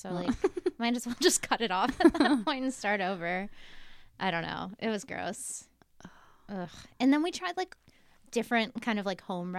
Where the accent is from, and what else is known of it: Virginia, United States; moved away as an adult; now in London, United Kingdom